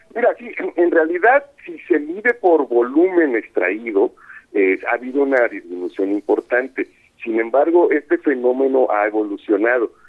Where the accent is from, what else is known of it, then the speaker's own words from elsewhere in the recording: Coatzacoalcos, Veracruz, Mexico; yo soy de Coatzacoalcos